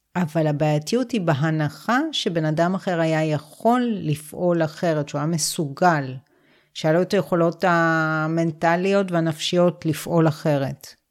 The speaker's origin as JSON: {"language": "Hebrew", "country": "Israel", "tie": "born or raised there", "said": "גדלתי בקיבוץ"}